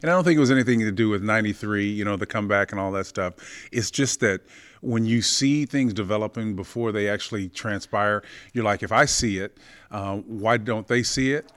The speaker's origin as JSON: {"language": "English", "region": "Oklahoma", "country": "United States", "tie": "born or raised there", "said": "growing up in Oklahoma"}